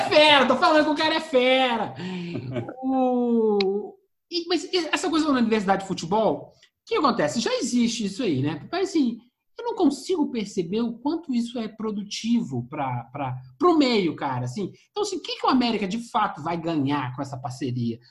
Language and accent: Portuguese; Minas Gerais, Brazil; accent: mineiro (uai, trem); nosso sotaque uai, né? Nosso sotaque tá é. tem o trem